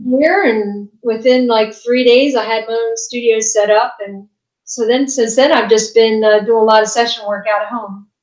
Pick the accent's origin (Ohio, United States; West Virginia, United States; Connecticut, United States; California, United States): West Virginia, United States; now in Nashville, United States; I'm originally from West Virginia